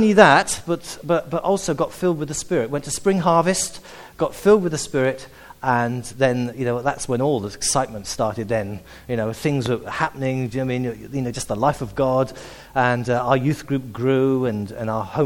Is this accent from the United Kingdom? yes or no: yes; South Wales, United Kingdom; moved away; also born or lived in Sussex; I'm actually a Welshman. I was actually born and brought up in Wales